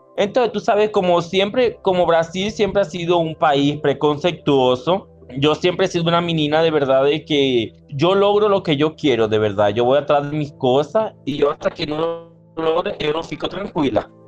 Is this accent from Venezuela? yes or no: yes; Venezuela; moved away as an adult; also born or lived in Manaus, Brazil; now in Brazil; yo salí de Venezuela